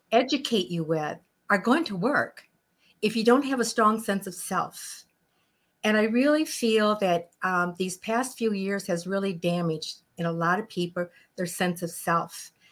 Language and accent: English; Chicago, Illinois, United States; moved away as an adult; now in Phoenix, United States; I'm from Chicago